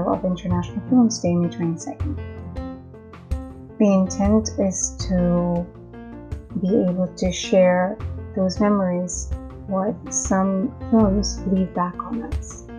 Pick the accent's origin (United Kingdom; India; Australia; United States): India; Mumbai, Maharashtra; born or raised there; first language Hindi; English is a second language